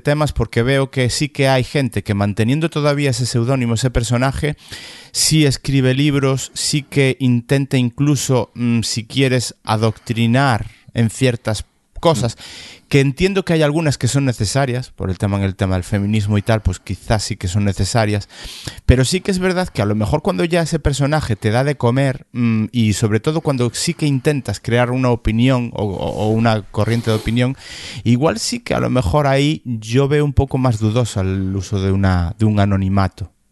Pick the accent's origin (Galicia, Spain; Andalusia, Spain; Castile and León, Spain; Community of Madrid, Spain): Galicia, Spain; yo me siento principalmente gallego. Principalmente gallego.